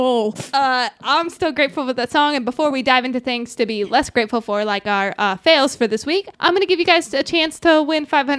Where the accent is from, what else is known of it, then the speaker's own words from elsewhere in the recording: the South, United States; accent: Southern; If y'all couldn't tell by my accent, we're going to take a trip down south a bit to the honky-tonk.